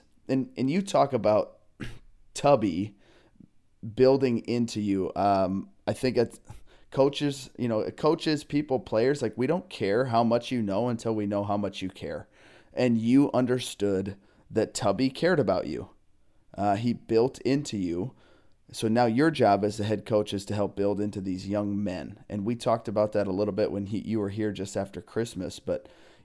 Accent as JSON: {"language": "English", "region": "Minnesota", "country": "United States", "tie": "born or raised there", "also_born_or_lived": "Iowa / New York City / Long Island / New Jersey", "moved": "yes", "said": "growing up in Minnesota, I spent time in Iowa and New York City, Long Island, New Jersey"}